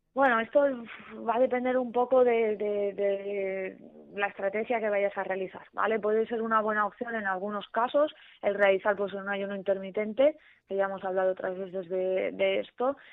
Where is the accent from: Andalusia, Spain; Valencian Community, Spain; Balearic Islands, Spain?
Valencian Community, Spain; Alzira; yo soy de pueblo, yo soy de Alcira